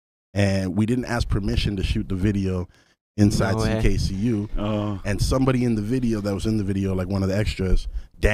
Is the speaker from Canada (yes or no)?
yes; Ottawa, Ontario, Canada; also born or lived in Toronto; Yeah, I'm originally from Ottawa. Yeah, 100%. I lived in Toronto for a bit.